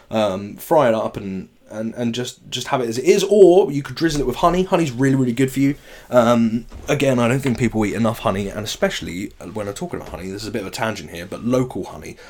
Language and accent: English; England, United Kingdom; us English people